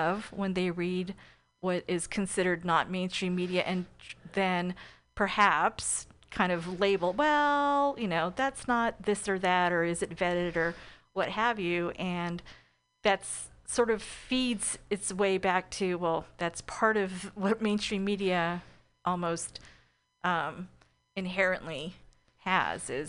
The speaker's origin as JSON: {"language": "English", "area": "East Bay", "region": "California", "country": "United States", "said": "I'm from the East Bay"}